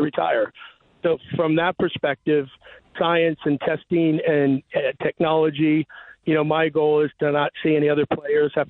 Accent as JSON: {"language": "English", "town": "St. Louis", "region": "Missouri", "country": "United States", "said": "I was from St. Louis."}